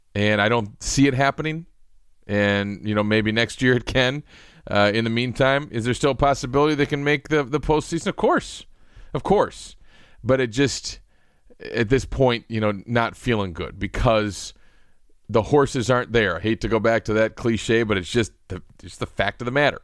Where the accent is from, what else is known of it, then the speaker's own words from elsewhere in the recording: Western Wisconsin, United States; I grew up on in Western Wisconsin